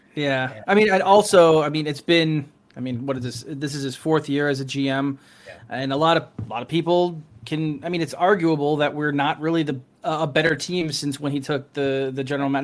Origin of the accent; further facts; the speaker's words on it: Morristown, New Jersey, United States; also born or lived in California / Denver, Colorado; now in Lewisburg, United States; I'm originally from um, uh, from Morristown